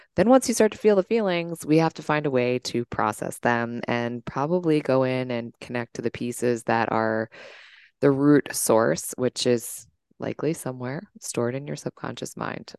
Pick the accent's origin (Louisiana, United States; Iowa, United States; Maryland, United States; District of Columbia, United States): District of Columbia, United States; Washington; I'm from the Washington, D C area, born and raised